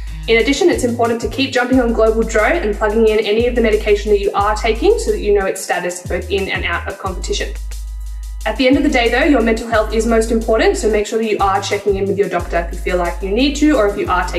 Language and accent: English; Australia; I'm an Australian swimmer and a Sport Integrity Australia clean sport educator.